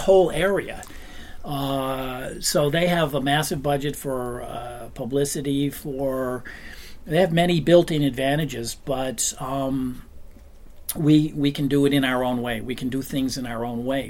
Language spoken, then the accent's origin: English; United States; moved away as an adult; now in Copenhagen, Denmark; I came over from America. I'm American